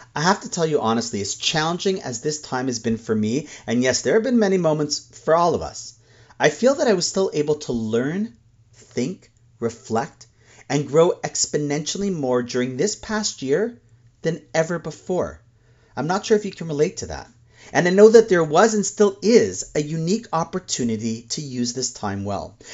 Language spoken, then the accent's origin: English; Toronto, Ontario, Canada; my hometown of Toronto